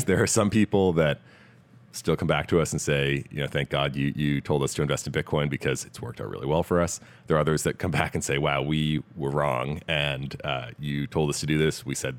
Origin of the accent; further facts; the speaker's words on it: Massachusetts outside of Boston, United States; moved away as an adult; also born or lived in Stanford, California; I grew up in Massachusetts outside of Boston, came out here, or to the West Coast rather, to go to Stanford